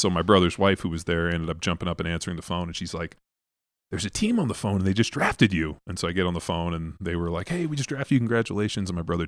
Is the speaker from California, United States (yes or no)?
yes; Torrance, California, United States; I grew up in Southern California.